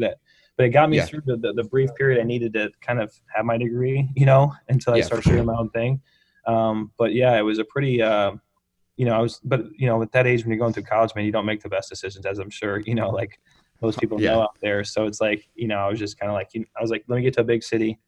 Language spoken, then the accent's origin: English; Bloomington, Indiana, United States; moved away as an adult; also born or lived in Chicago; I'm actually here right now where I grew up. I just moved back here in Bloomington, Indiana.